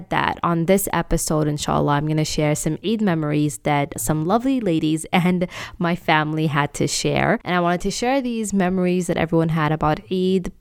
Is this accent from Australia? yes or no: no; Canada; I grew up in Canada